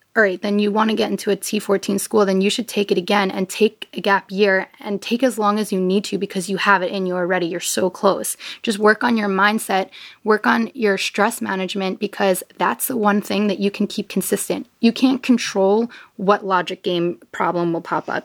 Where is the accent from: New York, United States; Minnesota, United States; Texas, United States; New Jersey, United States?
New York, United States; I'm from New York